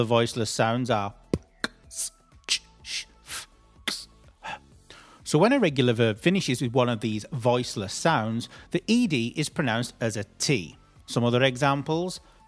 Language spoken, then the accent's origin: English; United Kingdom; as British people